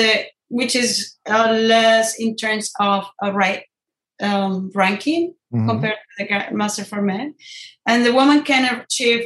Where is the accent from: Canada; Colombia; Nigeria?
Colombia; Ibagué, Tolima; now in San Francisco, United States; I grew up in Estrato Uno, which is, you know, a very low-income family area in Ibagué